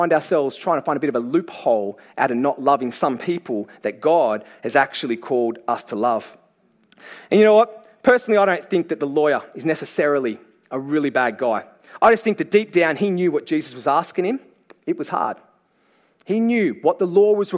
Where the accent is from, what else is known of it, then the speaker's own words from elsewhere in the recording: Campbelltown, New South Wales, Australia; I'm from Great West of Sydney. I was born and raised in Campbelltown